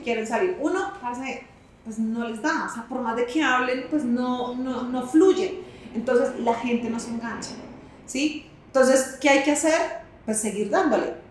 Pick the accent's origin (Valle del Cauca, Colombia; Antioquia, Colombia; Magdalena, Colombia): Magdalena, Colombia; Santa Marta; accent: costeña; Yo soy costeña